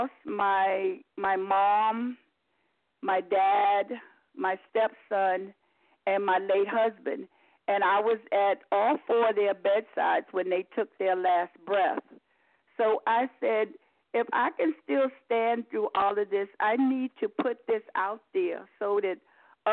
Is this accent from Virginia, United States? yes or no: yes; Virginia, United States; moved away as an adult; also born or lived in New York; I'm originally from Virginia. I spent most of my adult life in New York, working at the Postal Service.